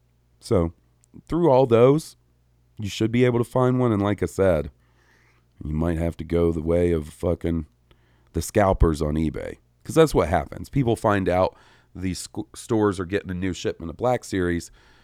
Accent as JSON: {"language": "English", "town": "Winnipeg", "region": "Manitoba", "country": "Canada", "tie": "born or raised there", "said": "my hometown of Winnipeg, Manitoba."}